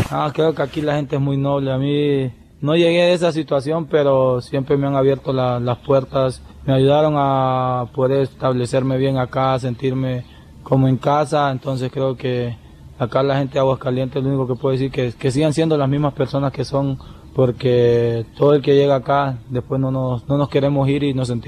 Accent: Honduras; saber de que, que más personas que de donde yo soy arriesgan todo por venirse así.

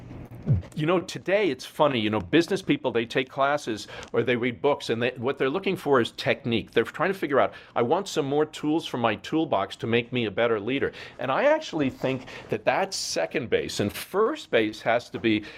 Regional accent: New York, United States; moved away as an adult; now in Hawaii, United States; I come from New York

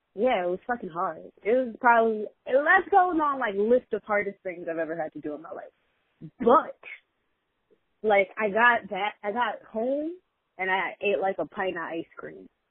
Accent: New York City, New York, United States; as a New Yorker

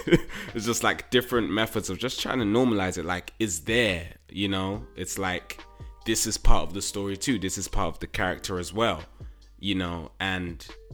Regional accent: United States; I'm an American.

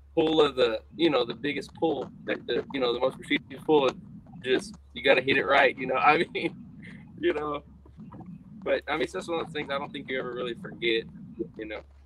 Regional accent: Columbus, United States; in my hometown

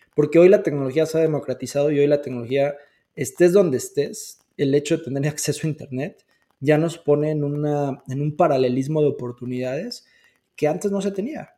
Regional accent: Mexico; somos mexicanos

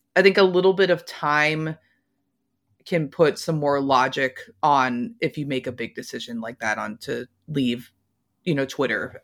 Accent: Louisville, Kentucky, United States; I'm from Louisville, Kentucky, not exactly a music mecca

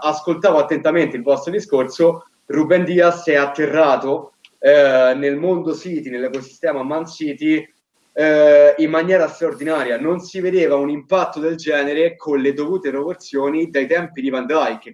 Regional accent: Rome, Lazio, Italy; dalle mie parti prettamente capitoline

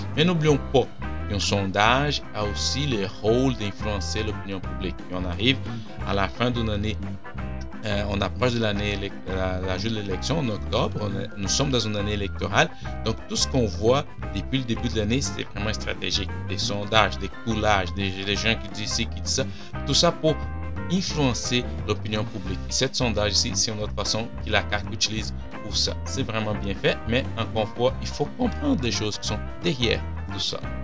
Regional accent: Brazil; French is a second language; now in Quebec, Canada; je viens du Brésil. Euh, et j'ai appris le français euh, au Brésil. J'arrive ici, puis je parlais déjà français

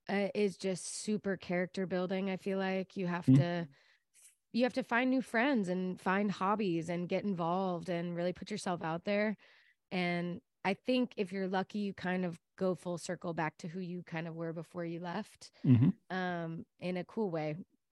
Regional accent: Texas, United States; I love where I'm from and I'd love to go back. My family's still there.

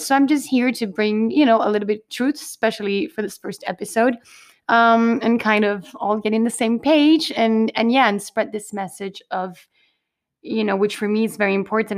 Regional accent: Canary Islands, Spain; I am originally from the Canary Islands.

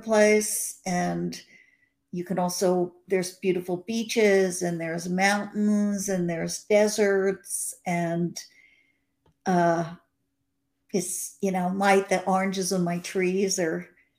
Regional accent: New York, United States; now in Los Angeles, United States; But a part of me feels like I'm still a New Yorker.

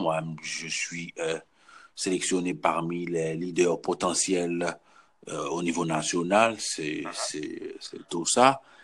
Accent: Haiti; moved away; je suis haïtien

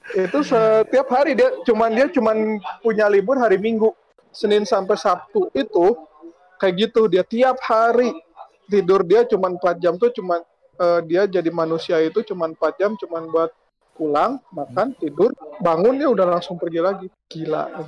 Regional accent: Indonesia; also born or lived in Japan; kita, orang Indo

